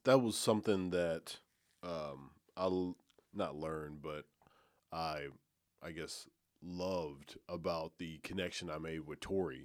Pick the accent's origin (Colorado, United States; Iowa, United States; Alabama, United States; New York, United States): Alabama, United States; about thirty minutes from Gadsden; moved away as an adult; now in Memphis, United States; I'm from Alabama.